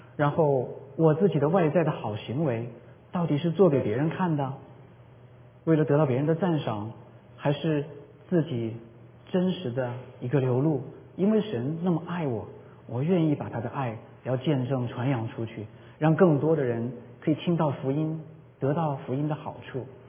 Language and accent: Chinese; Jingzhou, Hubei, China; now in United States; 我在我的老家湖北荆州，就是刘备关羽的那个荆州